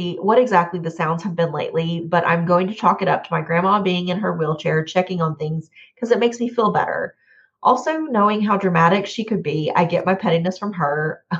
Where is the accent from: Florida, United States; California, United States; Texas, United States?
California, United States; Montebello; It's the oldest church in the town I grew up in Montebello